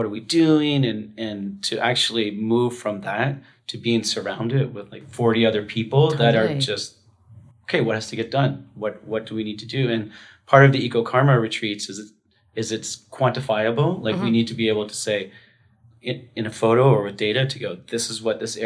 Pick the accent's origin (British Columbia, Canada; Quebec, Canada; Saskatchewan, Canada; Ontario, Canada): British Columbia, Canada; Vancouver; also born or lived in Tofino, Canada; my hometown in Vancouver